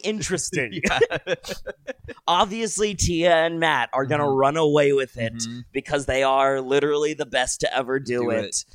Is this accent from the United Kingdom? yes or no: no; Canada; I'm a Canadian.